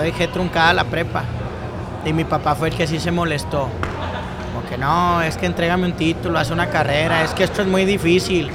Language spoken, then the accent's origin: Spanish; Monterrey, Nuevo León, Mexico; yo soy nacido en Monterrey, Nuevo León